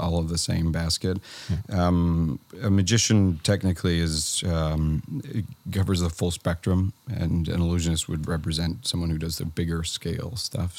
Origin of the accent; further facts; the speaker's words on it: Hamilton, Ontario, Canada; I am Hamilton, Ontario, born and raised.